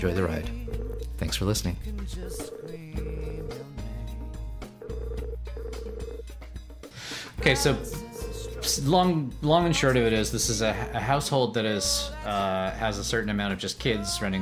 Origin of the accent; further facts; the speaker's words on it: Carmel, California, United States; where I grew up around the Carmel, Monterey area, Central California